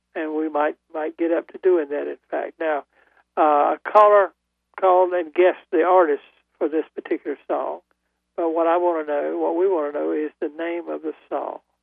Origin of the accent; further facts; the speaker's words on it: Goldsboro, North Carolina, United States; also born or lived in Winston-Salem, North Carolina; I'm, from Goldsboro.